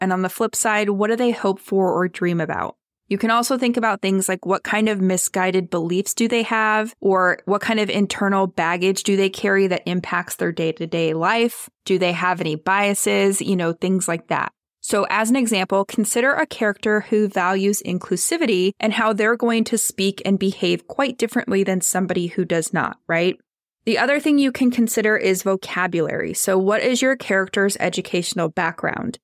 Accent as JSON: {"language": "English", "region": "California", "country": "United States", "said": "I'm from California and I say the word gnarly, where my relatives in New York do not say that word."}